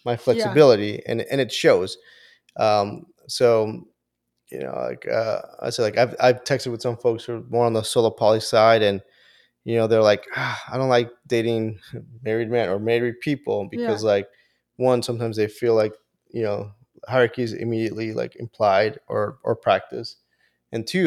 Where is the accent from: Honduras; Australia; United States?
Honduras; moved away; Originally from Honduras